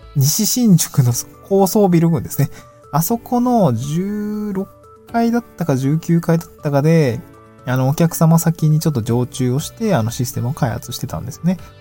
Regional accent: Niigata, Japan; also born or lived in Tokyo; now in Awaji Island, Japan; 米の、私の実家の、新潟県米どころですね

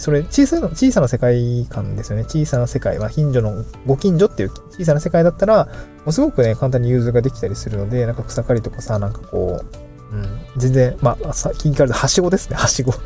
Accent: Niigata, Japan; moved away; 新潟出身

